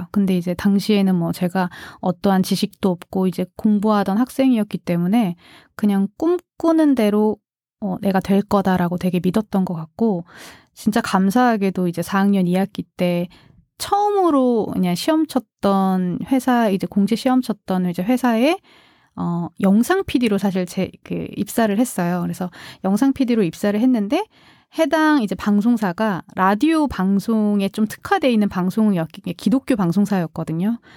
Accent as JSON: {"language": "Korean", "country": "South Korea", "tie": "born or raised there", "said": "원래 사실 고향이 서울이 아니거든요. 그래서 다른 지방에 이제 있었는데 사투리가 되게 심했거든요."}